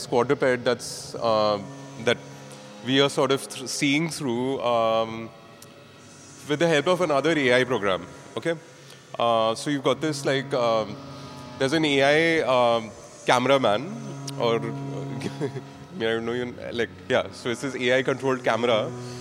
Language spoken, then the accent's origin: English; Mumbai, Maharashtra, India; I'm from Bombay